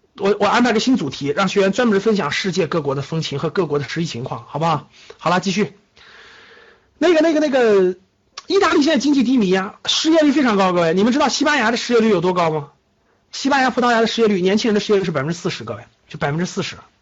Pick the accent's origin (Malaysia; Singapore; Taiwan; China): China; 我们中国人民这么勤劳的加班， 这么勤劳的工作的时候